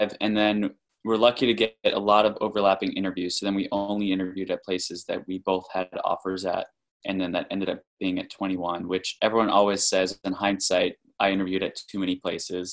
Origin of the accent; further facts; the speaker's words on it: North Carolina, United States; moved away as an adult; now in Boston, United States; We're originally from North Carolina, where we did both undergrad and med school